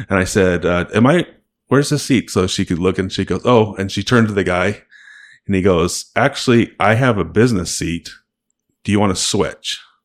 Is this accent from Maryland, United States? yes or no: no; Salt Lake City, Utah, United States; we're from Salt Lake.